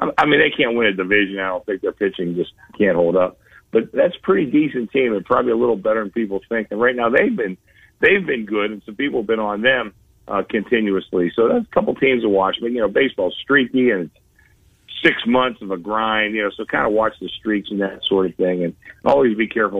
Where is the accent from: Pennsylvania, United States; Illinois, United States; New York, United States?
Pennsylvania, United States; Pittsburgh; now in Las Vegas, United States; I grew up in Pittsburgh